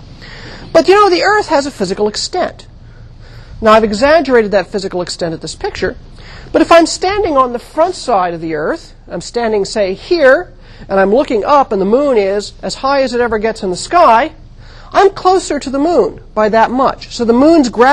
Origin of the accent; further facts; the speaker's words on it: United States; moved away; also born or lived in Santa Cruz, California / New England; I grew up in the Mojave Desert